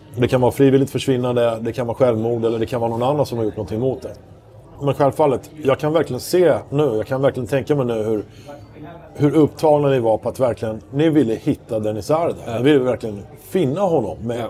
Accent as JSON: {"language": "Swedish", "town": "Stockholm", "region": "Stockholm County", "country": "Sweden", "said": "jag menar jag är ju stockholmare"}